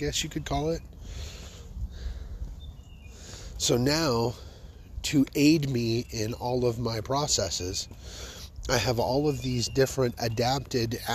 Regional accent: Fort Worth, Texas, United States; I love my hometown

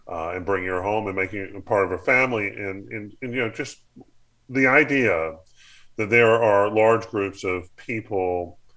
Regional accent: the South, United States; I grew up in the South. I grew up uh, in a church environment, and so this certainly speaks to me.

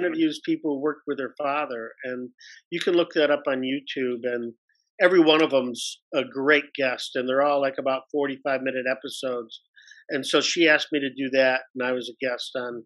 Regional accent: Detroit, Michigan, United States; I was born and raised in Detroit, Michigan

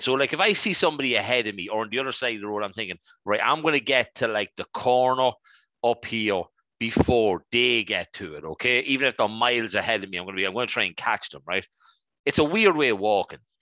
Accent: Dundalk, County Louth, Ireland; we lived out in the countryside outside of our lovely town of Dundalk

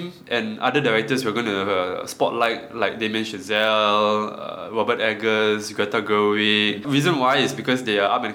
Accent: Malaysia; We are from Malaysia

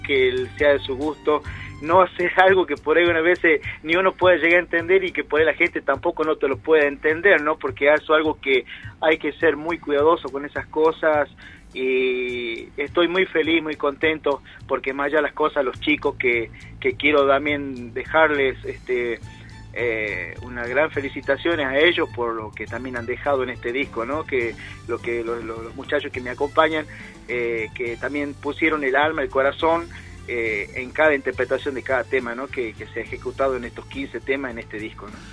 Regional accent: Salta, Argentina; moved away as an adult; now in Comodoro Rivadavia, Argentina; sé que soy salteño, pero vivo acá hace ya siete años que estoy aquí en la Patagonia

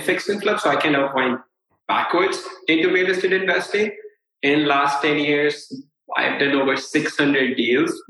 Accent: India; I'm a brown guy. I'm from India.

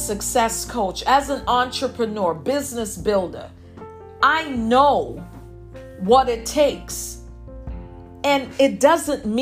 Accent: New York City, New York, United States; me growing up in Brooklyn, I'm a New Yorker

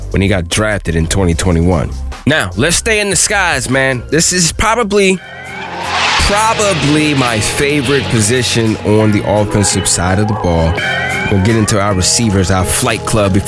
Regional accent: United States; here in my hometown

